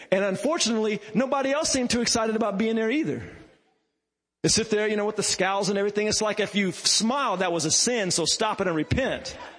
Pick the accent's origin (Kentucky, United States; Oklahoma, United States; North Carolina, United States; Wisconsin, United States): Oklahoma, United States; Lawton; I grew up in Lawton, Oklahoma